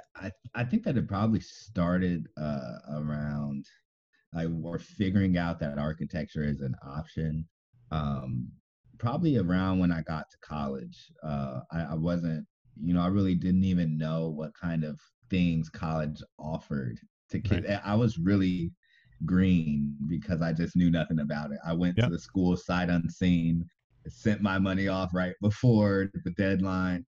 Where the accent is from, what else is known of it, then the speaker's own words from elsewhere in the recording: Moreno Valley, California, United States; I'm from Moreno Valley, and that's about you know 50 miles um, east